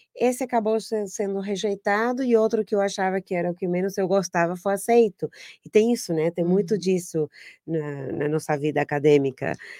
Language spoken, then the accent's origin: Portuguese; Argentina; Portuguese is a second language; moved away as an adult; now in Brazil; eu sou argentina